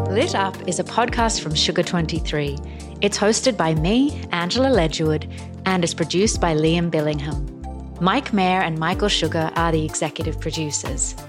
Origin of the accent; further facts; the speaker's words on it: Australia; as an Australian